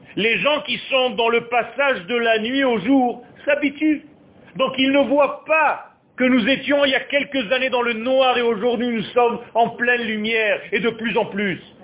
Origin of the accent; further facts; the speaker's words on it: Israel; also born or lived in Beersheba (probable) / Ashdod; j'ai eu la chance de naître en Eretz Israël. Je suis né à Sheva. Et j'ai vécu à Ashdod